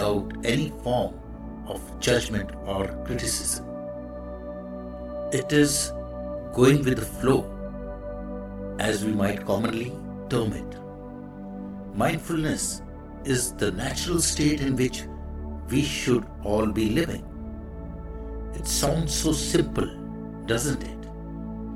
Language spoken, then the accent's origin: English; India; I am the Indian monk.